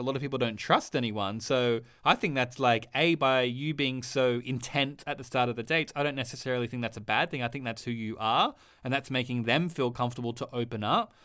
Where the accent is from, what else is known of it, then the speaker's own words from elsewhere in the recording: Australia; I'm Australian.